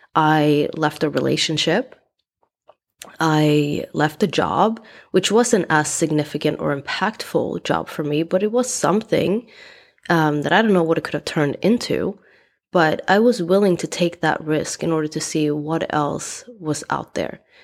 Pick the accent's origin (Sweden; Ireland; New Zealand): Sweden; moved away as an adult; also born or lived in East Coast, United States; now in United States; I decided to leave my home country, Sweden, to go to US um, at the age of 20